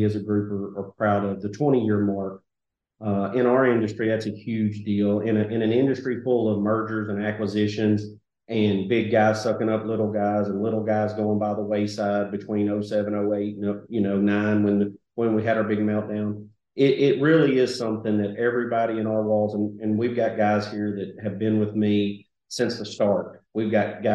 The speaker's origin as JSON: {"language": "English", "town": "Sheridan", "region": "Arkansas", "country": "United States", "tie": "born or raised there", "said": "Born and raised, lived in Sheridan my entire life, went away for college for a few years and came back, and Sheridan's home"}